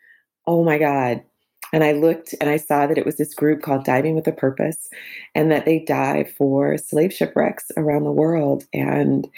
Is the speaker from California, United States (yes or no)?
no; Atlanta, Georgia, United States; I grew up in Atlanta, in the quote unquote hood with my single mother